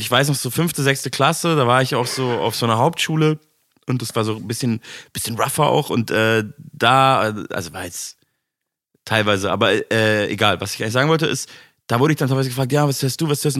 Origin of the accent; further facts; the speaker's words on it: Munich, Bavaria, Germany; moved away as an adult; now in Berlin, Germany; meiner Heimatstadt zu tun hat, weil ich da halt aufgewachsen